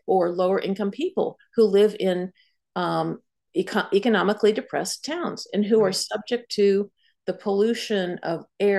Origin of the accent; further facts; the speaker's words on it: Montclair, New Jersey, United States; promoting plant-based meals in restaurants in Montclair, in my hometown